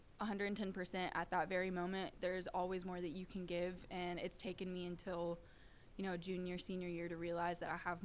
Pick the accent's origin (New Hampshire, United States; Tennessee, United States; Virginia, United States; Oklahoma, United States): Tennessee, United States; Nashville; I'm born and raised in Nashville